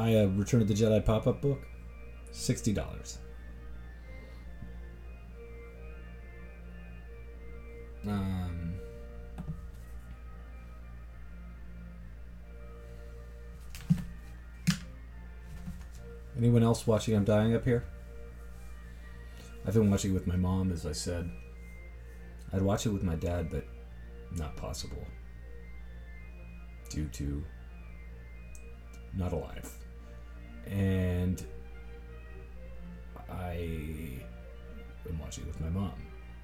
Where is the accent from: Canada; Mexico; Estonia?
Canada; Toronto, Ontario; I'm not smug about this damn city I'm from. I'm just from here.